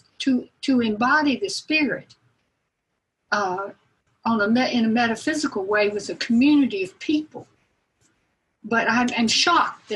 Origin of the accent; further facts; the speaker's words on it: Marietta, Georgia, United States; I grew up in the First Presbyterian Church in Marietta